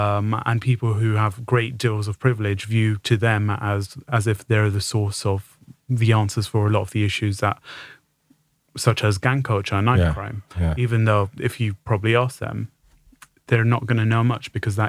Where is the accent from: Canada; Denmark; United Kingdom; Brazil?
United Kingdom; Tooting, London; So I was brought up in Tooting, don't sound how typical person South London sounds.